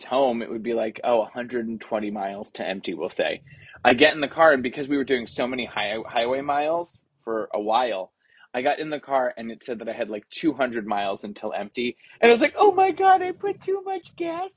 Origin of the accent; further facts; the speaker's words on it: New Jersey, United States; we're from New Jersey